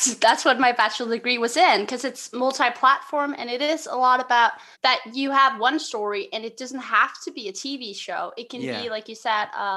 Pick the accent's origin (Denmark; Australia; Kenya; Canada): Denmark; I'm from a little town called Vennesbæk, which is 20 minutes away from Copenhagen.